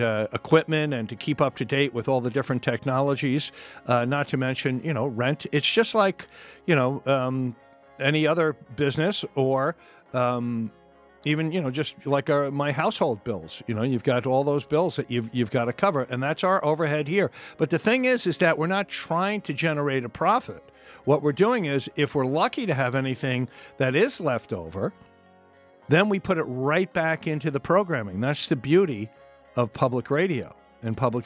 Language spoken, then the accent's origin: English; Long Island, New York, United States; I'm from Long Island. I've been listening to Long Island, Southern Connecticut radio, New York City radio stations ever since I could